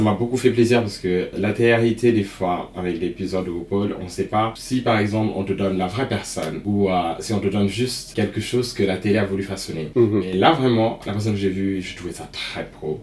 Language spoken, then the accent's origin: French; Senegal; moved away; also born or lived in Stockholm, Sweden; je suis né j'ai grandi en Afrique